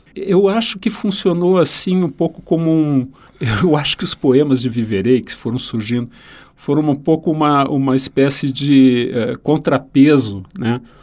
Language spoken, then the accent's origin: Portuguese; Rio Grande do Sul, Brazil; moved away; o Mário Quintana, um autor da minha terra